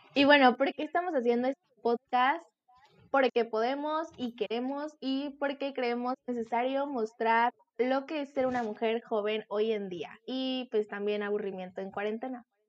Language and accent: Spanish; Veracruz, Mexico; tengo 19 años, soy de Veracruz